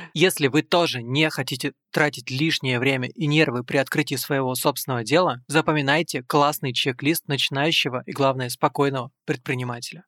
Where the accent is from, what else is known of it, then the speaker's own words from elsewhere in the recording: Moldova; я тоже родом из Молдовы.